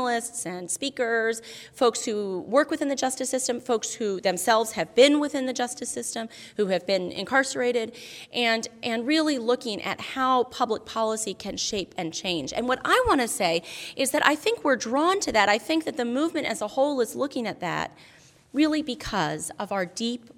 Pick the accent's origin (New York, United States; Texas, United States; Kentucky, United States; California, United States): New York, United States; Albany; Albany, New York, which actually happens to be my hometown